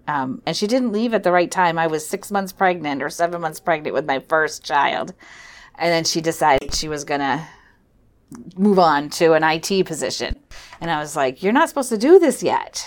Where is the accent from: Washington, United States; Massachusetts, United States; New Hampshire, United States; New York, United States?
New Hampshire, United States; Weare; also born or lived in Philadelphia, Pennsylvania; I grew up in Ware, New Hampshire